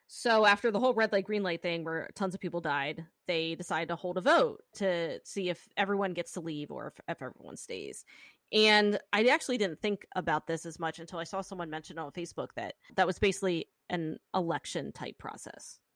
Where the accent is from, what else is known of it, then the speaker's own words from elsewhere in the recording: Pennsylvania, United States; accent: Pennsylvania; my Pennsylvania accent